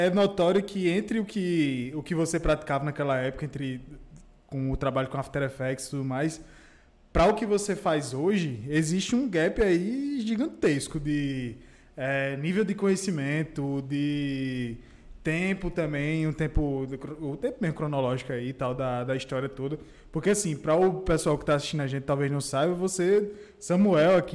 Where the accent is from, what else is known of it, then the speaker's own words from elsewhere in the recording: Campina Grande, Paraíba, Brazil; moved away; also born or lived in João Pessoa; eu tenho orgulho de dizer que eu sou de lá.